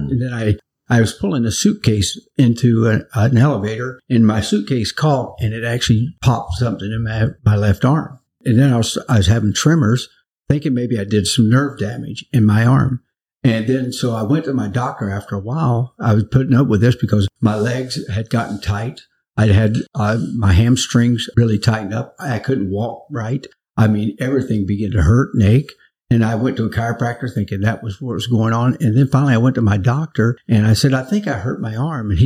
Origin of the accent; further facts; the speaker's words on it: Naples, Florida, United States; moved away as an adult; now in New Hampshire, United States; I'm from Florida originally. I was born in Central Florida and we grew up in Naples